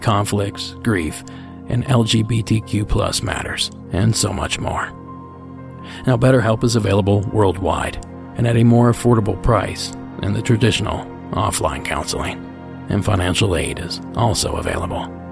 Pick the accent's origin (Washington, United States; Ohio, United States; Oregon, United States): Ohio, United States; my home state